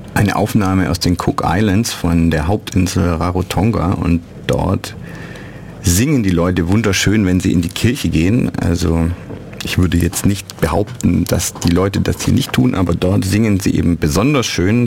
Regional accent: Neu-Ulm, Bavaria, Germany; moved away as an adult; also born or lived in Ulm / Düsseldorf / Cologne; ich bin in Ulm geboren und in Neu-Ulm aufgewachsen

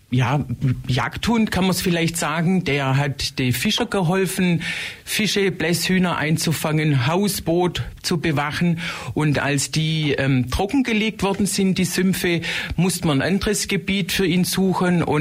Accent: Illertissen, Bavaria, Germany; ich komme aus Illertissen

